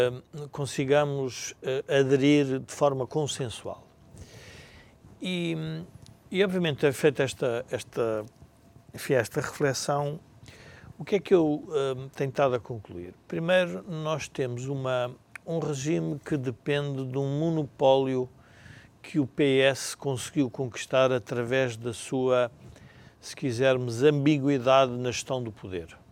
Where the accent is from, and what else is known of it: Portugal